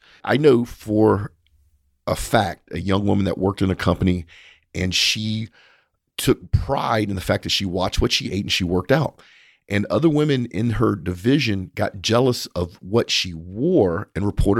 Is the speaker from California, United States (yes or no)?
no; Louisiana, United States; We're both from South Louisiana, so we naturally